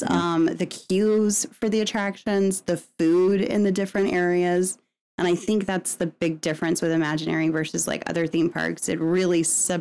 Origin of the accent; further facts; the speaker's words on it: Virginia, United States; I grew up on the East Coast in Virginia.